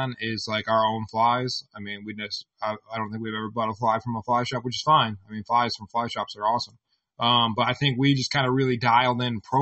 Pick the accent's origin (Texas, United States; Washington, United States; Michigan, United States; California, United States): Michigan, United States; I was born and raised in Michigan, so was she.